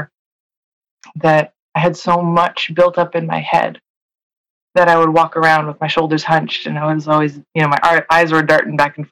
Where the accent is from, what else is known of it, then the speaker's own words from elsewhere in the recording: Seattle, Washington, United States; moved away as an adult; now in San Francisco Bay Area, United States; I grew up in Seattle, born and raised. And I've spent the first 25 years of my life there.